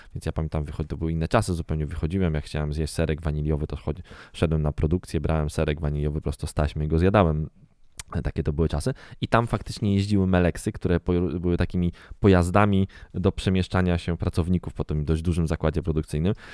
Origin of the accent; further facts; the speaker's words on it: Garwolin, Masovian Voivodeship, Poland; Ja w ogóle wychowywałem się e, na, w zakładzie produkcyjnym zwanym leczarnią w Garwolinie.